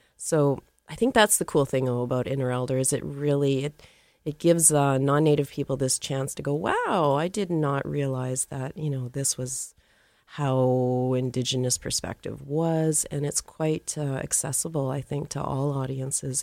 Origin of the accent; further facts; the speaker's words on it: Calgary, Alberta, Canada; I grew up in Calgary. I was born in Calgary, Alberta